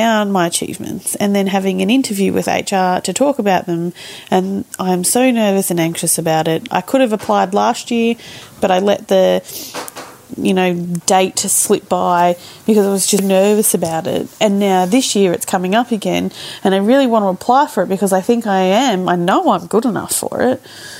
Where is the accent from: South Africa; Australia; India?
Australia; Melbourne, Victoria; I'm 37. I'm from Melbourne.